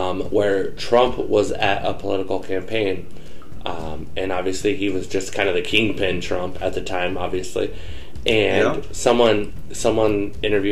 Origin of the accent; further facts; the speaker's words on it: Brookings, South Dakota, United States; In my hometown in Brookings